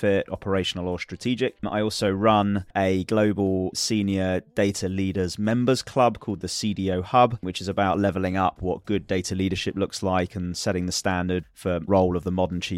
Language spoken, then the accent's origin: English; London, United Kingdom; I'm from London in the UK